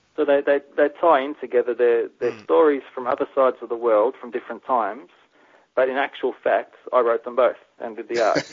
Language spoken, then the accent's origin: English; Melbourne, Victoria, Australia; I'm from Melbourne